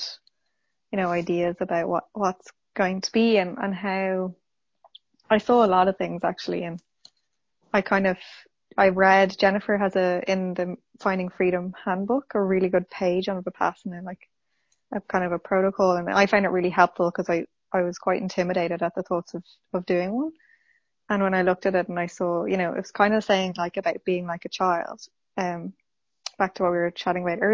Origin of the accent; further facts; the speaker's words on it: Dublin, Leinster, Ireland; Dublin in Ireland.